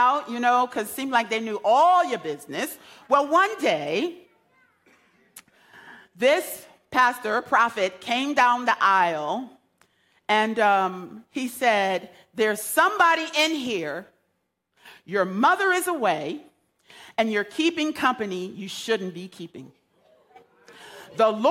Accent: United States; I grew up in Beardsley Terrace

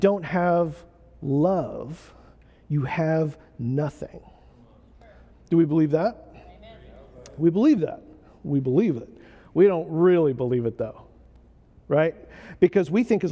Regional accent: United States; I'm an American

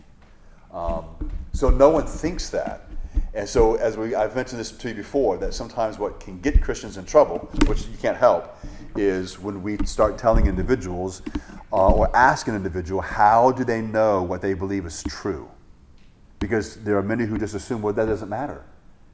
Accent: Hawaii, United States; growing up in Hawaii

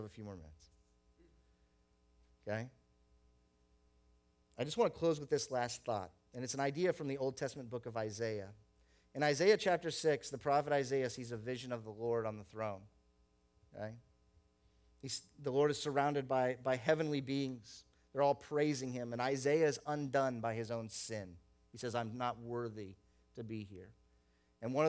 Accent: the South, United States; moved away; I grew up in the South.

